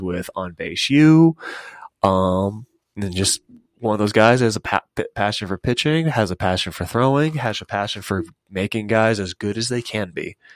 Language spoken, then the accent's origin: English; Castle Rock, Colorado, United States; also born or lived in Kansas / Nebraska; I'm a graduate of Douglas County High School, from, born and raised in Castle Rock